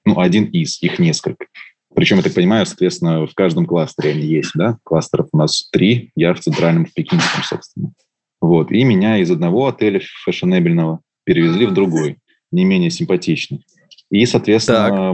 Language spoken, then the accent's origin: Russian; Russia; я из России